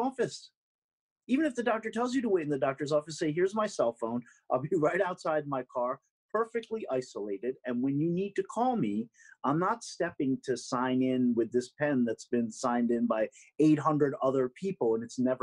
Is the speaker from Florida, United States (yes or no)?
no; New York City, New York, United States; I'm a New Yorker through and through